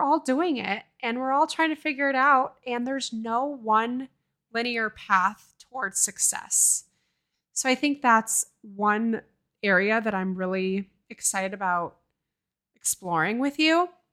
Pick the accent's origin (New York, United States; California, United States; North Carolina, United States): California, United States; Oakland; now in Seattle, United States; I grew up in Oakland, California.